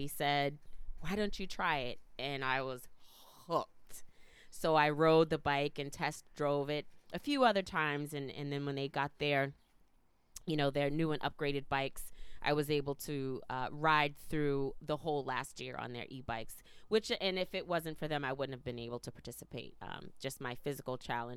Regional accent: Boston, Massachusetts, United States; also born or lived in Philadelphia; we moved from Boston when I was in the fifth grade to the suburbs

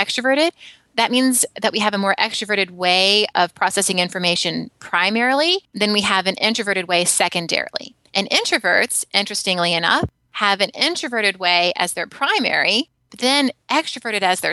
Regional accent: Alabama, United States; now in San Francisco, United States; I grew up in Alabama. I now live in San Francisco

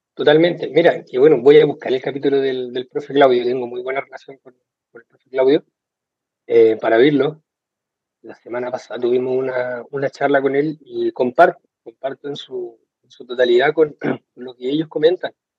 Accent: Iquique, Tarapacá, Chile; acá de Iquique, en el norte de Chile

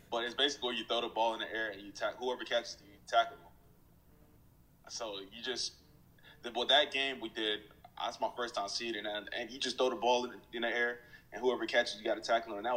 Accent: Fayetteville, North Carolina, United States; I can't just say I grew up in Fayetteville, North Carolina. That's why I spent most of my high school career. Um, three years in Fayetteville, North Carolina

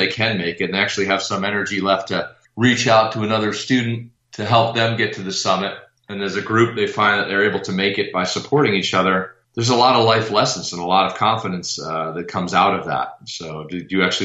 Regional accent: Maryland, United States; I grew up in an affluent part of Maryland

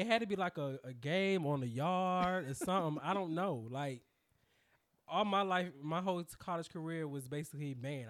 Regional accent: Durham, North Carolina, United States; also born or lived in Raleigh, North Carolina; I rep Durham because I feel like that's the hometown

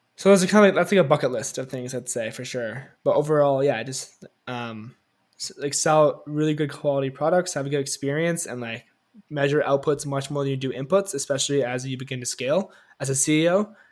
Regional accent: Toronto, Ontario, Canada; I grew up here in Canada, Toronto

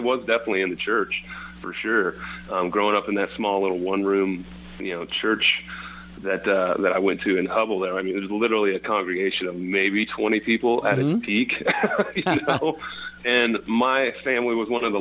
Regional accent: Hubbell, Nebraska, United States; born or raised there; moved away

